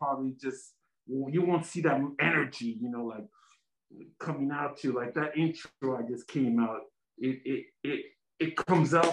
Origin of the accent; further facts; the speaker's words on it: San Diego, California, United States; I'm fully Mexican. I was born in the United States, San Diego